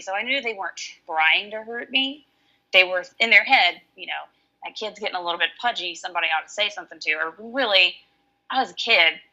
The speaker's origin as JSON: {"language": "English", "region": "Alabama", "country": "United States", "moved": "yes", "lives_now": "Washington, United States", "said": "I am from Alabama, but I live in Washington."}